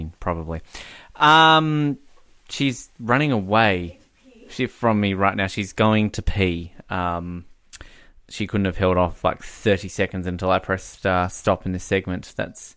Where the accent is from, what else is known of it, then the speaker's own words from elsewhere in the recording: Australia; moved away as an adult; now in Canada; as an Australian